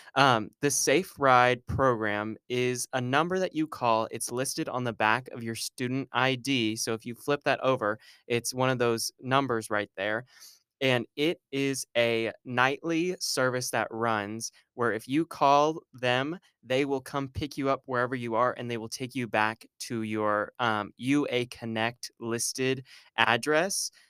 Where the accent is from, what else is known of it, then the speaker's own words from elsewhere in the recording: Argyle, Texas, United States; moved away as an adult; now in Arkansas, United States; I am from Argyle, Texas, which is a little hour north of Dallas